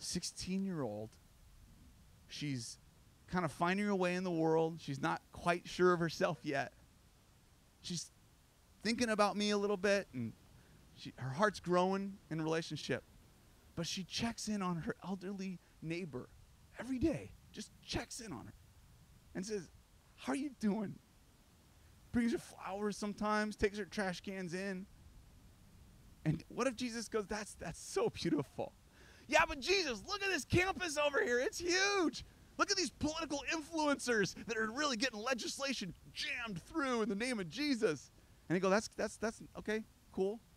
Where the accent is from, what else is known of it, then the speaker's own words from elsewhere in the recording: United States; I'm American